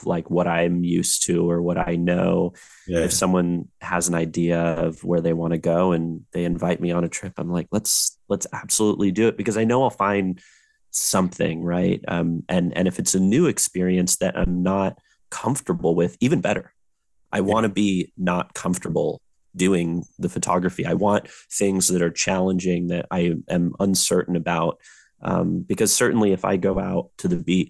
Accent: San Diego, California, United States; I grew up by the coast. I grew up here in San Diego

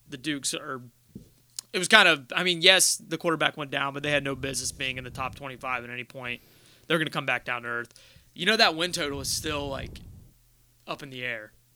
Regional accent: Ohio, United States; we're from Ohio

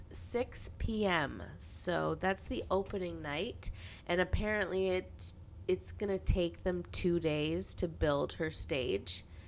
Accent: Carleton Place, Ontario, Canada; Franklin, Tennessee is the sister city of my hometown, Carlton Place, Ontario

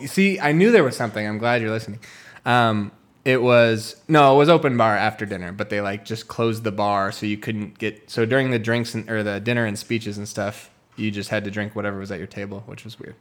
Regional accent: United States

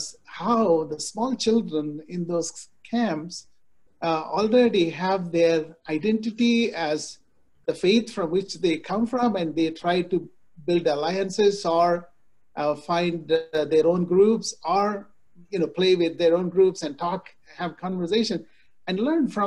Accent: India; moved away; I grew up in India

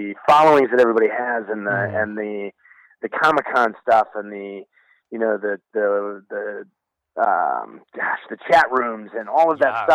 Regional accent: Indiana, United States; moved away; I'm from Indiana originally, a little farming Amish community in northern Indiana

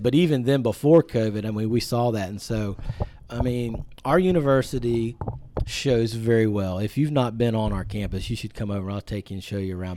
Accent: Point Pleasant, West Virginia, United States; I grew up in a small town in, uh, West Virginia called Point Pleasant

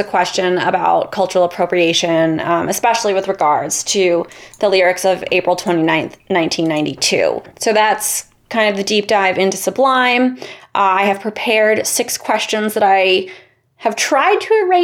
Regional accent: Los Angeles, California, United States; I grew up in Los Angeles

